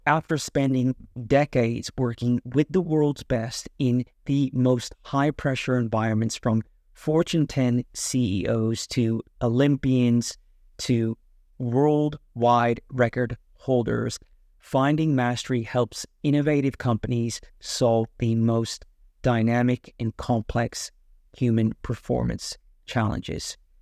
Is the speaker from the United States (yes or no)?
yes; San Francisco Bay Area, California, United States; I'm from the San Francisco Bay Area